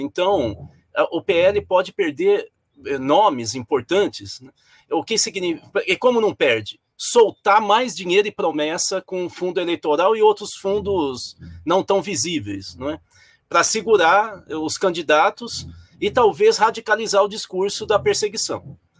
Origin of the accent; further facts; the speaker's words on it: São Paulo, Brazil; sou paulista, eu sou paulista